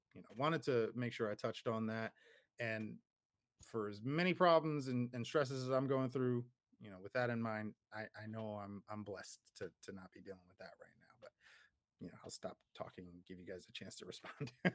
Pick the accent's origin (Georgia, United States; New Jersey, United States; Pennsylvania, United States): New Jersey, United States; Paterson; moved away; I grew up in Jersey